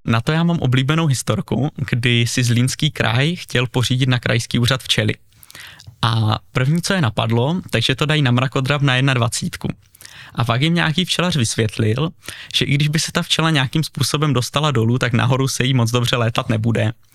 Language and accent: Czech; Uherský Brod, Zlín Region, Czechia; Bydlím v Uherském Brodě, narodil jsem se teda v nemocnici v Uherském Hradišti, ale celý život bydlím v Brodě